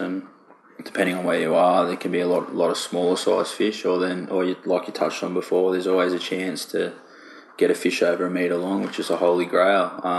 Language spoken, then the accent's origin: English; Australia; I grew up on the Murray River